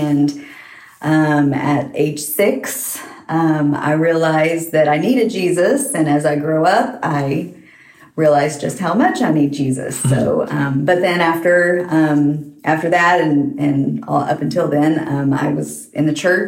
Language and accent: English; Oklahoma, United States; moved away as an adult; also born or lived in Waco, Texas; now in Nacogdoches, United States; I grew up mostly in Oklahoma, and my family went to church pretty much all my life.